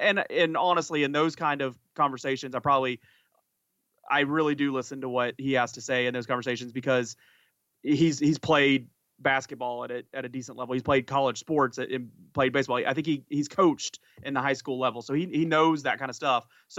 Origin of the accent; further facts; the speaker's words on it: Staunton, Virginia, United States; I grew up in Stanton, so I've just seen Stanton be good for all of my life.